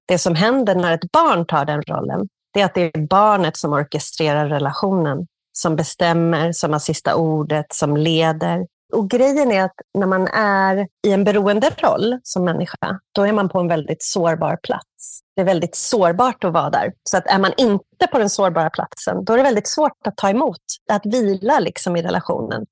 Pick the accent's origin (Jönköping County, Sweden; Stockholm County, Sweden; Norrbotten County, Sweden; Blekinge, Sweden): Stockholm County, Sweden; Stockholm; moved away as an adult; now in Barcelona, Spain; ursprungligen från Stockholm